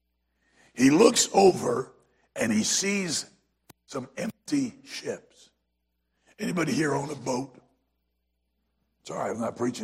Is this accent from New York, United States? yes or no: no; South Carolina, United States; I'm from South Carolina, so I know that y'all is not plural, y'all is singular